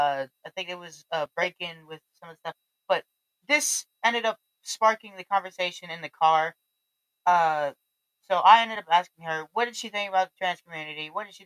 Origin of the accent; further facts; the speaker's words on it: Texas, United States; accent: Southern; now in Colorado, United States; I was born in Texas, so I'm from the South